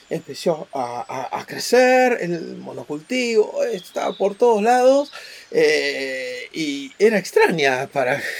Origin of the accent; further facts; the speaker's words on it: Buenos Aires, Argentina; somos universales y a la vez somos porteños.